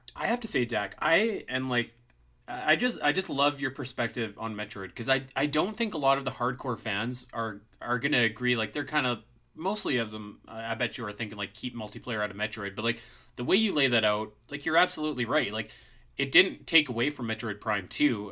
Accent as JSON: {"language": "English", "country": "Canada", "said": "I'm Canadian, so we just wear toques most of the time"}